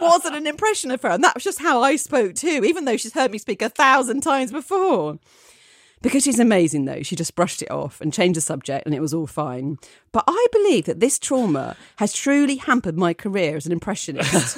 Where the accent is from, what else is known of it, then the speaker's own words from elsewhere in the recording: Essex, East of England, United Kingdom; accent: Essex; I'm from Essex, so I can do an okay Essex accent